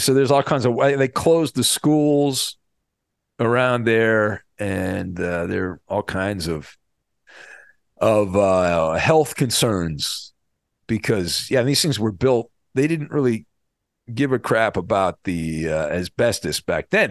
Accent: Irvine, California, United States; When I was growing up in Southern California when I was a kid, I grew up in, uh, the Irvine area.

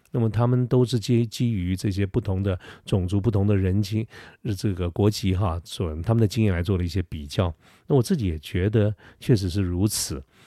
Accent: Taiwan; 我是台湾人

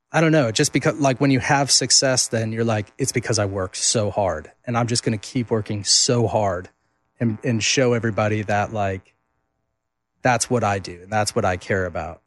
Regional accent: Duluth, Minnesota, United States; my hometown of Duluth, Minnesota. Um, so I grew up going, watching them.

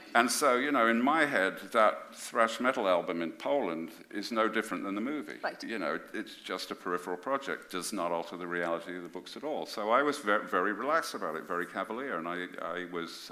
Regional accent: Birmingham, West Midlands, United Kingdom; I come from Birmingham

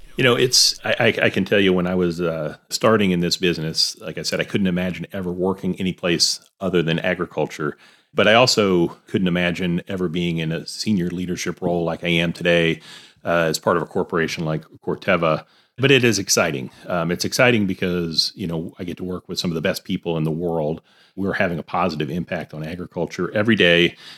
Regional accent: Alabama, United States; moved away as an adult; now in Iowa, United States; I grew up in Alabama

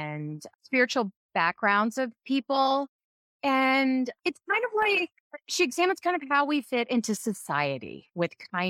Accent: Kansas, United States; moved away as an adult; now in New York City, United States; I grew up in Kansas

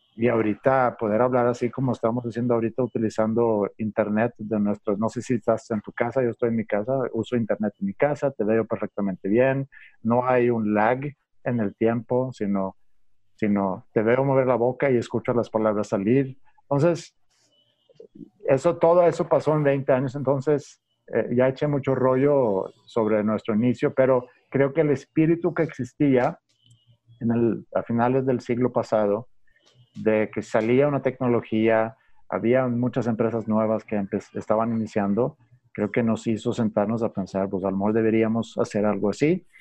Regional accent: Sweden; Spanish is a second language; moved away as an adult; also born or lived in Stockholm; now in Mexico; estudié administración en la Universidad de Estocolmo y cuando terminé mis estudios, eh, pues por, por, por, el amor, puedo decir, eh, quise venir a México para tratar de, bueno, aprender español

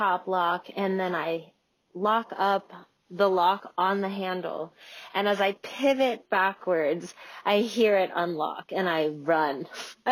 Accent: Juneau, Alaska, United States; I'm from Juneau, Alaska, and I own a restaurant called Black Moon Coven

